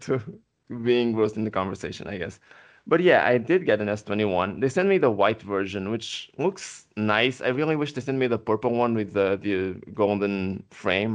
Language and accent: English; Portugal; first language Portuguese; English is a second language; I'm not a native English speaker. I'm from Portugal.